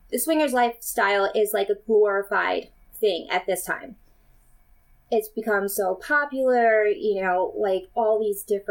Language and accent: English; United States; I am from the United States